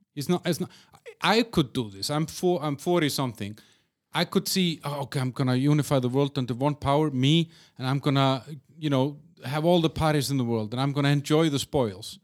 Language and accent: English; Iceland; moved away as an adult; now in Czech Republic; I moved away from Iceland almost twenty years ago